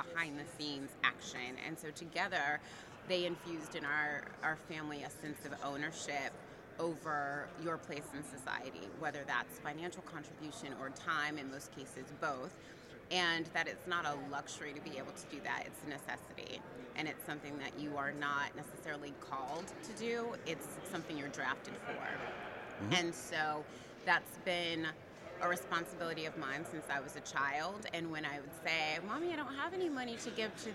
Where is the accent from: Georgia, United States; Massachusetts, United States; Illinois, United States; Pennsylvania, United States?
Georgia, United States; Atlanta; also born or lived in Virginia / Tennessee / Texas / California; now in New York, United States; I am originally from Atlanta, Georgia